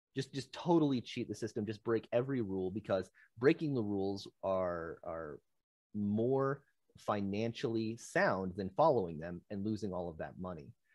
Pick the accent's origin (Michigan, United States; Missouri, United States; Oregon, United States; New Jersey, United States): Michigan, United States; I'm some guy from Michigan.